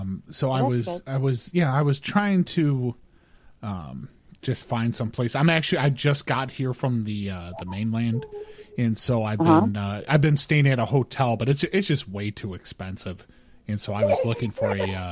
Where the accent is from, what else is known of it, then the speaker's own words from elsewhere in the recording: California, United States; I'm from California, and I just got here about a week and a half ago.